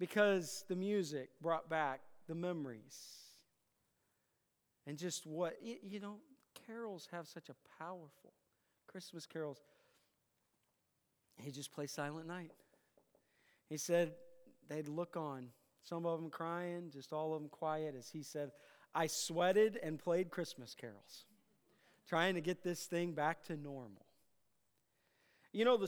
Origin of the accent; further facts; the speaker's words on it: Iowa, United States; I grew up in Iowa